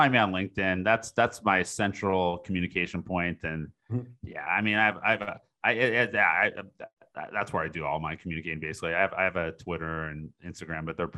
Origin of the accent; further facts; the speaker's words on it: Seattle, Washington, United States; moved away; I'm originally from Seattle.